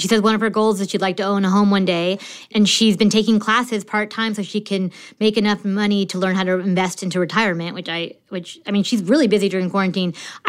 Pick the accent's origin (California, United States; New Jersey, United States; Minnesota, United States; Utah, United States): New Jersey, United States; now in Philadelphia, United States; I moved to Philadelphia from New Jersey in the fall of 2019.